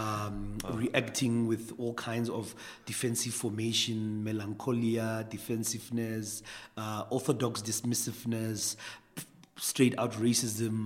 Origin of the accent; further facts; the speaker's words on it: Atteridgeville, Gauteng, South Africa; I grew up in Ettridgeville, which was a PAC stronghold.